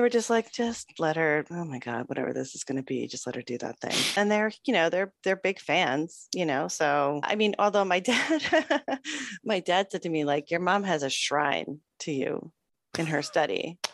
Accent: Toronto, Ontario, Canada; I'm from Toronto, Ontario, Canada. And uh, yes, I lived there for most of my life.

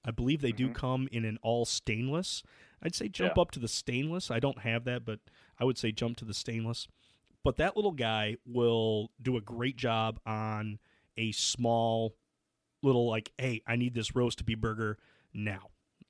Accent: Michigan, United States; I'm a bum from Michigan who has been trying to cook wild game more and learn from other people

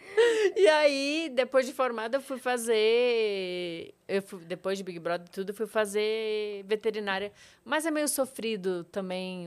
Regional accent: Rio Grande, Rio Grande do Sul, Brazil; moved away as an adult; also born or lived in Panambi, Rio Grande do Sul; now in São Paulo, Brazil; Eu nasci em Rio Grande, é, perto de Pelotas, no Rio Grande do Sul

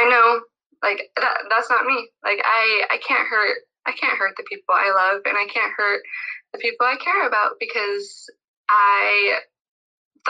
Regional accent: Utah, United States; now in California, United States; I'm from Utah. I live in California

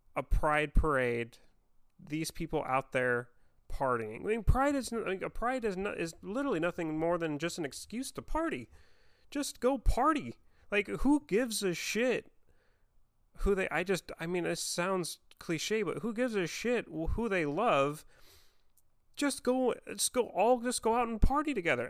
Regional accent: Vancouver, Washington, United States; growing up in Vancouver, Washington

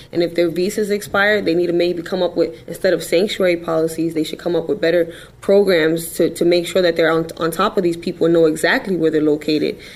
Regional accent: New York City, New York, United States; I'm just a girl from the Bronx

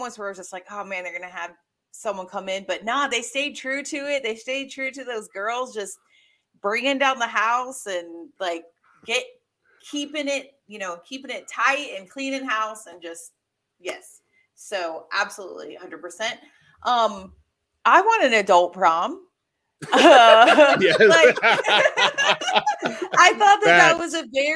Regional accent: the South, United States; moved away; being a Southerner

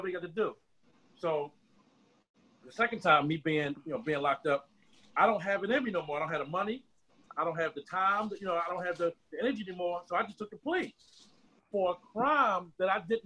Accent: Philadelphia, Pennsylvania, United States; I'm from Germantown, man, Haines Street, Fort Deuce

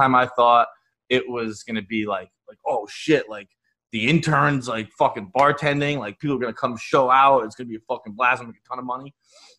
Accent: Fall River, Massachusetts, United States; I'm from Fall River, Massachusetts. It's like 45 minutes south of Boston.

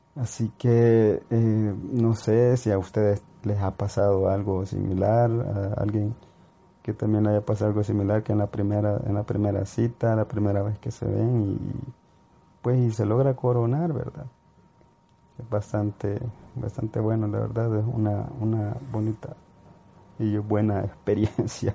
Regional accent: El Salvador; soy de El Salvador

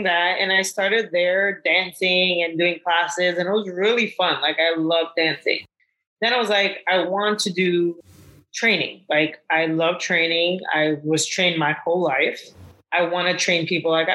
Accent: New York City, New York, United States; where I grew up in Brooklyn

